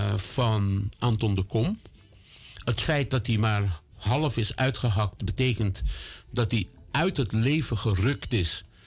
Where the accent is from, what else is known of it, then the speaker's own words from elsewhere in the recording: Netherlands; Ik woon 68 jaar hier. ik ben hier gevormd.